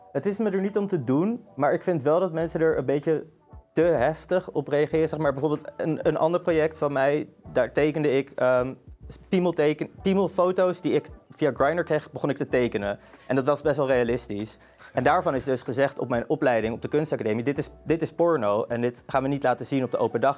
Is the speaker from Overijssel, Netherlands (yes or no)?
no; Amsterdam, North Holland, Netherlands; ik kom uit Amsterdam. Ik ben geboren en getogen Amsterdammer